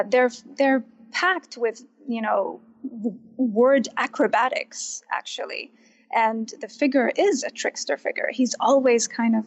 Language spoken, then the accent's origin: English; Baghdad, Baghdad Governorate, Iraq; English is a second language; moved away; also born or lived in Kurdistan Region, Iraq; I grew up in Baghdad